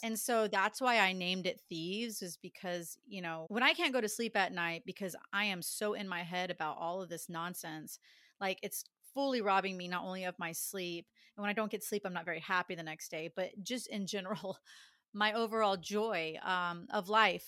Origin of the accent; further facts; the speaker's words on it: Dallas, Texas, United States; born and raised in Dallas